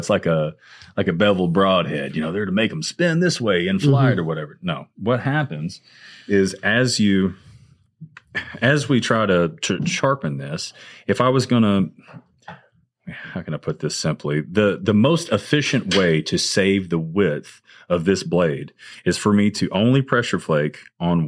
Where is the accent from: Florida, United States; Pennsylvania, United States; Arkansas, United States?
Arkansas, United States; now in Mississippi, United States; where I grew up in Arkansas